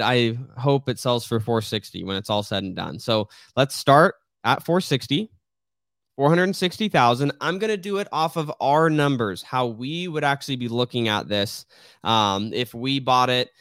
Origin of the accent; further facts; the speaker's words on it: Riggs Road, Arizona, United States; I grew up on Riggs Road, that is a very highly trafficked road